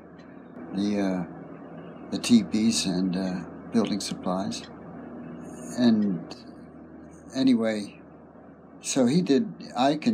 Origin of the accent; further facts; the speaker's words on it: the East, United States; moved away as an adult; also born or lived in West Virginia / Pittsburgh / Berkeley; I was raised in the East. I'd never been, except one brief time, west of the Mississippi at all